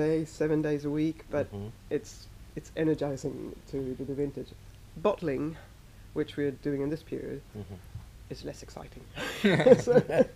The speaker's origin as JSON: {"language": "English", "country": "Sweden", "also_born_or_lived": "Australia", "moved": "as an adult", "lives_now": "Tuscany, Italy", "said": "I am from Sweden originally"}